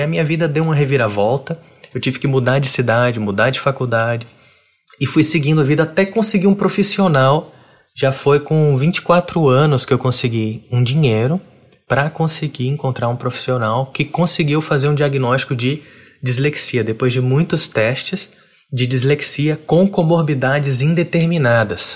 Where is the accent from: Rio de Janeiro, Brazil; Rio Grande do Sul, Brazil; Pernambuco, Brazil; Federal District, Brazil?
Federal District, Brazil; Brasília; eu tenho 32 anos e cresci em Brasília